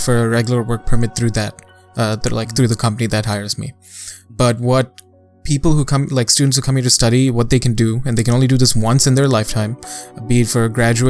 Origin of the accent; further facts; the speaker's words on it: Dubai, United Arab Emirates; moved away; growing up in Dubai